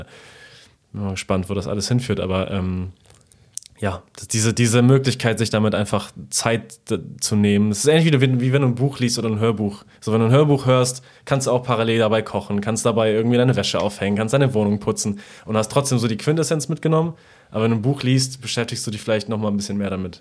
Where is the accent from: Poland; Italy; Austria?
Poland; moved away; in meiner Kindheit in Polen